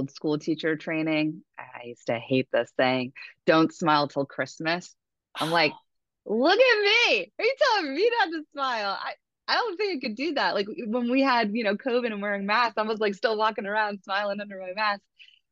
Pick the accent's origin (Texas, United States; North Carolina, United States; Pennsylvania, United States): Pennsylvania, United States; also born or lived in Hawaii; I felt a culture shock even when I moved back from Hawaii to Pennsylvania